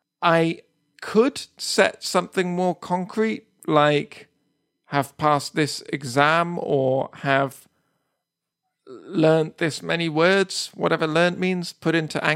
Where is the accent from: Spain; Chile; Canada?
Spain; I grew up in Spain, but I went to an international school, so the main language at my school was English, and my parents speak Spanish and my younger sister speaks Spanish